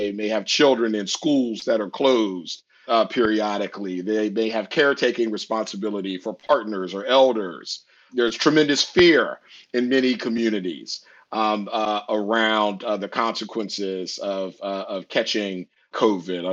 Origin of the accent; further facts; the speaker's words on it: Washington, District of Columbia, United States; I'm privileged to lead a prominent law school here in DC, which is my hometown